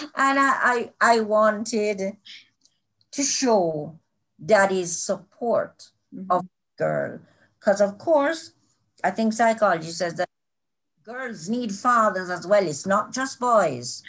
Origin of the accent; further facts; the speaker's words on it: Kingston, Jamaica; also born or lived in Mandeville; I was born in kingston really halfway tree, but you know, in Kingston. And I, I've lived here all my life